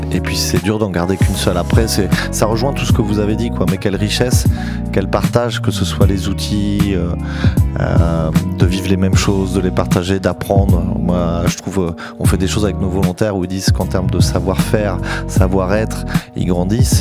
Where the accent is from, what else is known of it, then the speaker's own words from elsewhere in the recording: Normandy, France; je suis un Normand